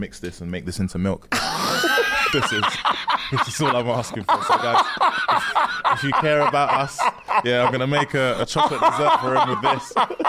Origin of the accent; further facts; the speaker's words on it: Sierra Leone; Guys, I'm from Sierra Leone.